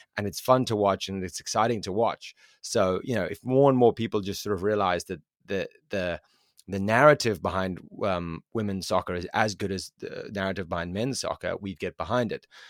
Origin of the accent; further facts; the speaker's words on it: South Africa; I am from South Africa, and I know for a fact my own country of South Africa